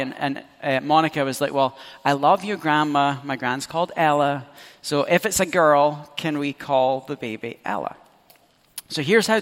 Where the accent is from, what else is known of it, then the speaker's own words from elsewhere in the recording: Scotland, United Kingdom; As a Scot